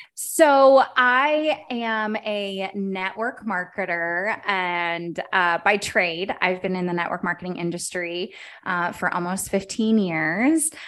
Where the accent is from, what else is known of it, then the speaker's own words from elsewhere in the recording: Dallas, Texas, United States; moved away as an adult; also born or lived in Baltimore, Maryland; now in Kansas City, United States; I was born and raised in Dallas.